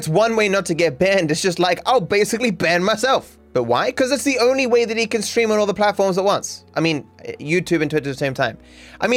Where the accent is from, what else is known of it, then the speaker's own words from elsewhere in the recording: Australia; being Australian